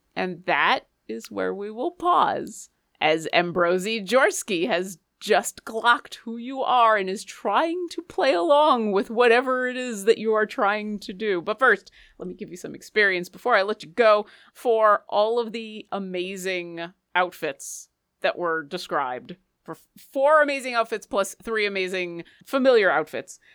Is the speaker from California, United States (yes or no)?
no; Seattle, Washington, United States; I am from Seattle and I'm practically Canadian